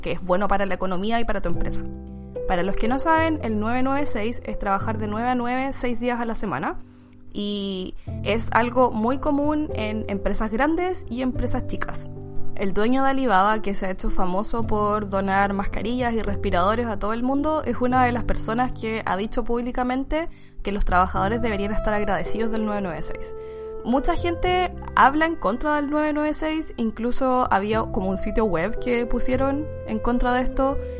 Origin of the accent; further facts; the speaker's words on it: Chile; moved away as an adult; now in China; no estoy imponiendo a mi, a mi FP en Chile, así que cuando me jubile voy a tener dos pesitos porque tampoco sé cuándo voy a volver.